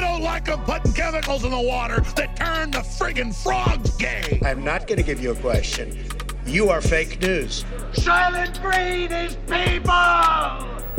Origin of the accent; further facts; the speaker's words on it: Italy; moved away as an adult; also born or lived in London; So you mentioned I'm Italian. I was born raised in Italy.